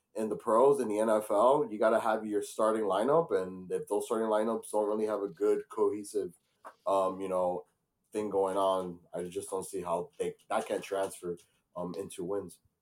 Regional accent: Miami, Florida, United States; my hometown here in Miami, Florida

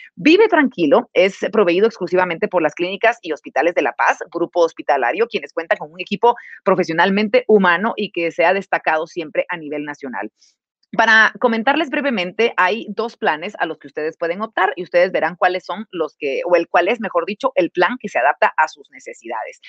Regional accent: Guatemala

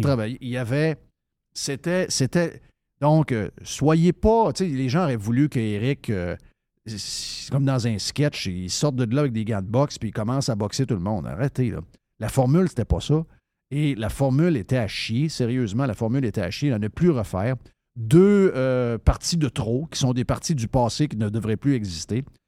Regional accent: Saint-David-de-Falardeau, Quebec, Canada; moved away; j'ai été élevé au Saguenay-Lac-Saint-Jean

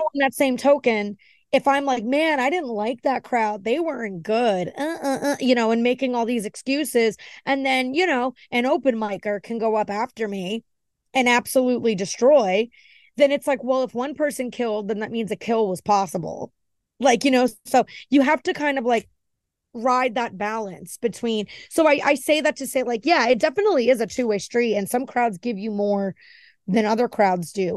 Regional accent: Miami, Florida, United States; also born or lived in New Jersey / New York; I was born in New Jersey, and I have a lot of family up there, but I was raised in Miami

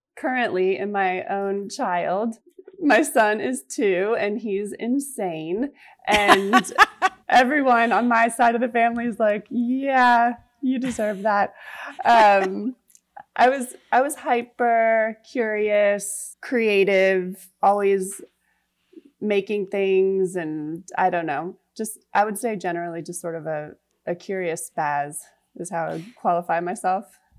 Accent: Rockville, Maryland, United States; moved away as an adult; also born or lived in New York; now in Charleston, United States; I am from Rockville, Maryland, ah. the suburb of DC. I grew up there

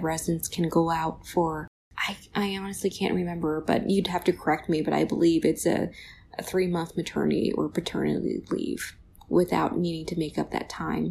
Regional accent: California, United States; moved away as an adult; also born or lived in Ann Arbor, Michigan / East Coast; now in Rochester, United States; I say I'm Californian, but honestly, I've been on the East Coast probably as long as I've been on the West Coast

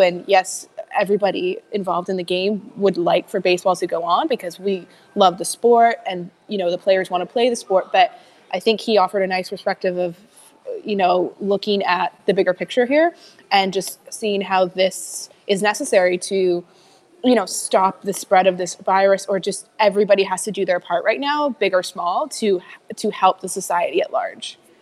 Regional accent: Canada; being down here as a Canadian.

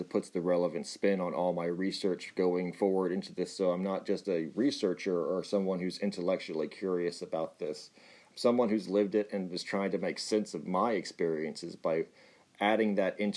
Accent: Texas, United States; Yes, I am Texan

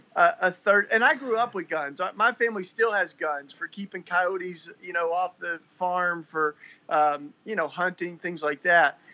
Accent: Tennessee, United States; now in Philadelphia, United States; I grew up in Tennessee.

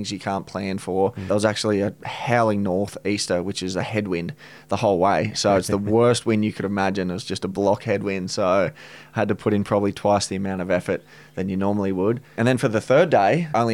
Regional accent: Gold Coast, Queensland, Australia; now in Sydney, Australia; I'm from the Gold Coast originally.

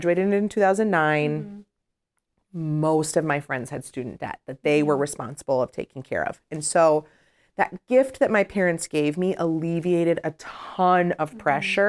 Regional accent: Illinois, United States; I'm from the South Suburbs, but I wanted to go to the big city, and my parents supported me

